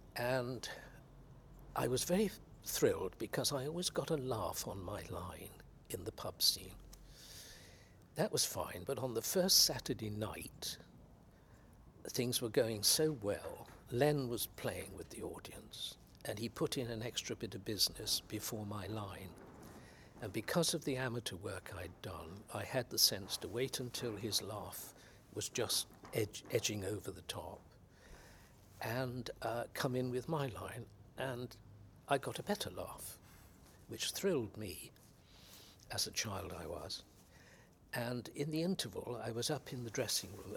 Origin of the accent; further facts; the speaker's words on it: West Country, South West England, United Kingdom; I come from the West Country